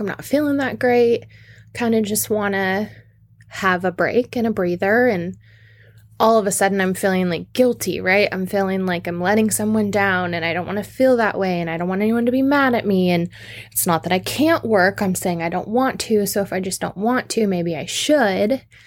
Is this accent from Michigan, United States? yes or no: no; Washington, United States; I'm from Washington. We don't do umbrellas